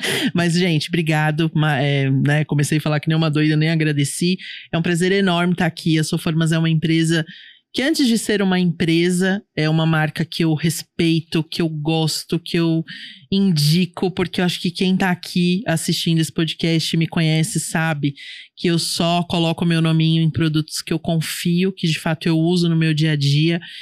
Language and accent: Portuguese; São Paulo, Brazil; eu sou de São Paulo